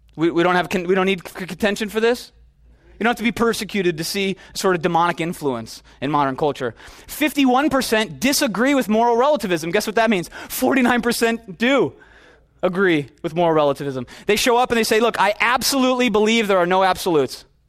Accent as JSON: {"language": "English", "area": "the Midwest", "region": "Minnesota", "country": "United States", "moved": "yes", "lives_now": "California, United States", "said": "I'm from the Midwest, where it's like, it's like football in Texas. Wrestling in Minnesota, it's the deal"}